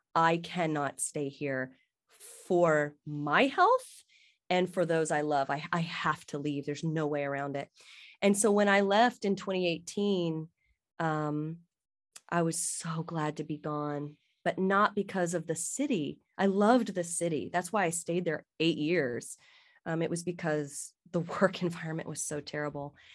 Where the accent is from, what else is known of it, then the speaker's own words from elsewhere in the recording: South Carolina, United States; moved away; I'm from South Carolina